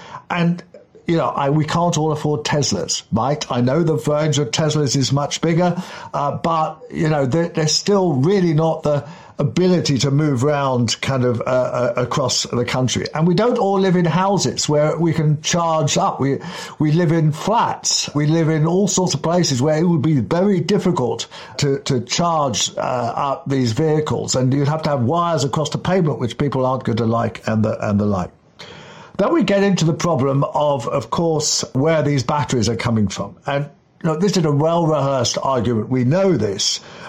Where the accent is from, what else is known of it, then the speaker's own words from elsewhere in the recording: Kensington, London, United Kingdom; When I was a kid in the 1960s, growing up in Kensington, up on Camden Hill, which is Upper Hill, the milk used to be delivered by Hoppy the horse, literally.